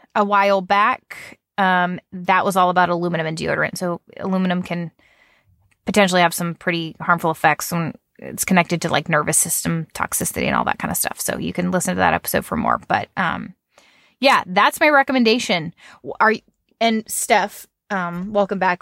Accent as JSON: {"language": "English", "country": "United States", "said": "I say Nan 'cause I'm American"}